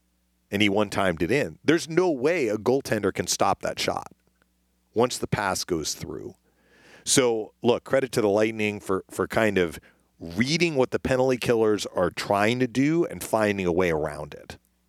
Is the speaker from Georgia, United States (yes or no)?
no; Boston, Massachusetts, United States; You know, when I was growing up, I grew up in the Boston area as a preteen into my teenage years.